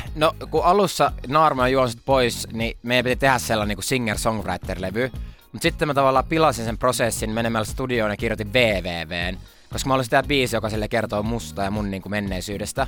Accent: Finland; Mä oon suomenruotsalainen

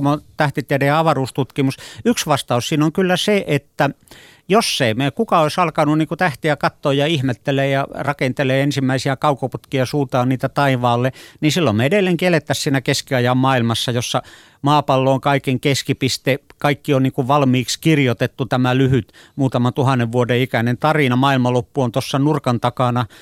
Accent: Finland; mun lapsuudessa esimerkiksi Suomessa

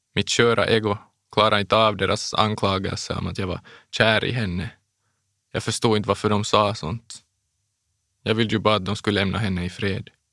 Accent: Bromarv, Uusimaa, Finland; also born or lived in Los Angeles, United States; Det började när jag var sex år gammal. Vi flyttade då från Los Angeles till Bromarv

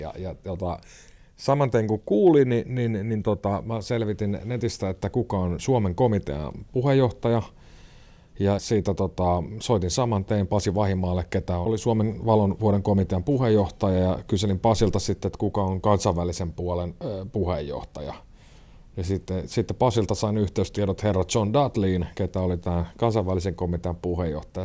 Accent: Järvenpää, Uusimaa, Finland; moved away as an adult; now in Joensuu, Finland; järven päästä mä oon kotoisin

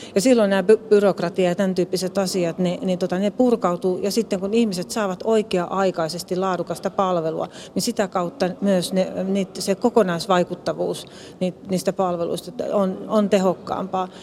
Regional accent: Lappeenranta, South Karelia, Finland; tulen Etelä-Karjalasta Lappeenrannasta

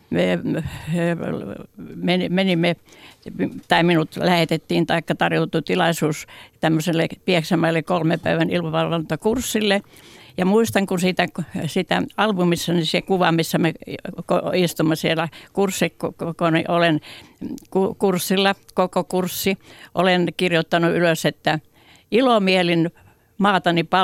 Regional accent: Suistamo, Republic of Karelia, Russia; No se, olin siellä Suistamolla, oli se kotipaikkakuntani ja Suistamo on noin 50 kilometriä Sortavallasta luoteeseen.

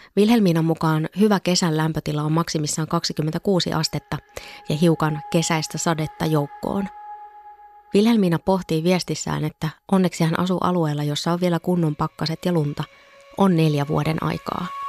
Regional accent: northern Finland, Finland; moved away; olen kotoisin Pohjois-Suomesta

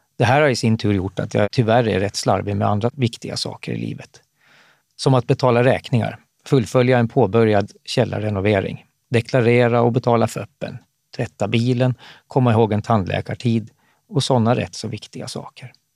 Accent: Eckerö, Åland Islands; när jag växte upp i Eckerö på västra Åland

